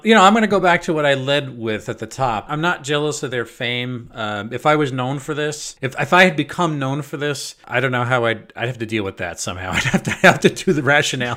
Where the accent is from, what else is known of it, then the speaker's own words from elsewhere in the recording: Long Island, New York, United States; the piece of shit I grew up in out on Long Island